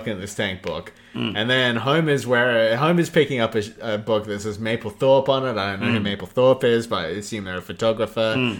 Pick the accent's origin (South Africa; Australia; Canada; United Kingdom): Australia